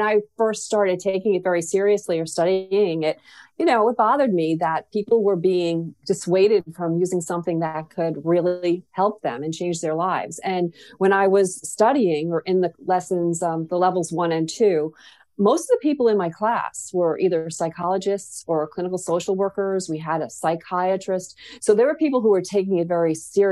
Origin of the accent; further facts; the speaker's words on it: New York City, New York, United States; we grew up in Queens